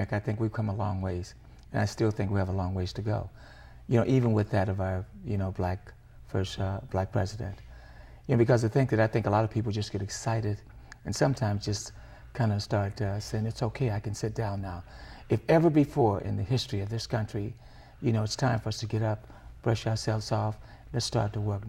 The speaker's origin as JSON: {"language": "English", "town": "Long Beach", "region": "California", "country": "United States", "tie": "born or raised there", "also_born_or_lived": "Oil City, Texas", "said": "I came here when I was five."}